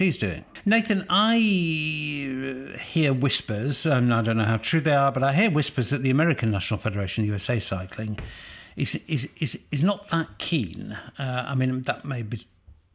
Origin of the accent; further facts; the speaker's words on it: United Kingdom; I'm British.